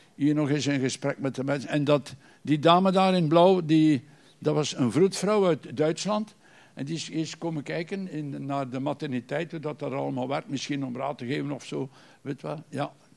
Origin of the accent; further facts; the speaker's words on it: Bruges, Flanders, Belgium; kom uit Brugge.